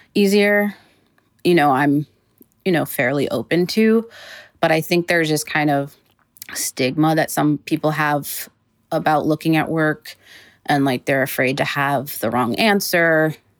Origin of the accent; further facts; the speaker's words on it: Massachusetts, United States; now in Los Angeles, United States; I'm from Massachusetts, so in a way it felt like I was kind of going home.